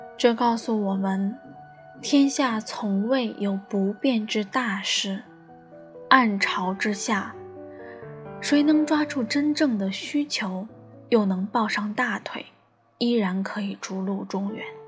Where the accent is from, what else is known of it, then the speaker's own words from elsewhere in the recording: Shanghai, China; 我也是个土生土长的上海人